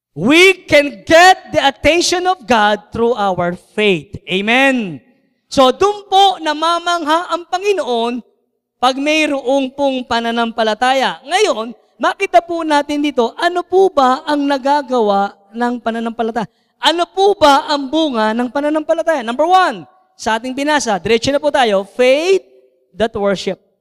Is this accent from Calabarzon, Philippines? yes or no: yes; Santa Cruz, Calabarzon, Philippines; moved away as an adult; now in Lipa, Philippines; Ako po ay bunga ng Santa Cruz, Laguna. So ako po ang kauna-unang mission dyan po sa Santa Cruz. So ako po ay from Laguna at dinala po kami dito sa Lipa, Batangas.